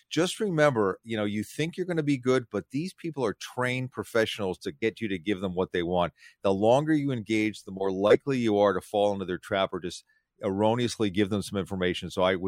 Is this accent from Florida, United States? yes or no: no; Philadelphia, Pennsylvania, United States; I grew up in Philadelphia.